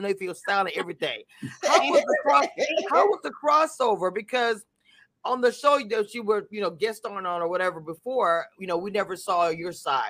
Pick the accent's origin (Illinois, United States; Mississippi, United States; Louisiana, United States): Louisiana, United States; now in Texas, United States; I am from Louisiana. Originally, I live in Texas.